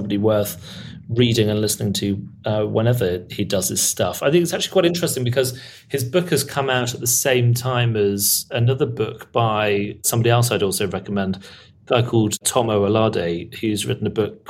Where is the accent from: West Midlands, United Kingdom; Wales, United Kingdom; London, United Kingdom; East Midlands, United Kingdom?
West Midlands, United Kingdom; Birmingham; I'm from Birmingham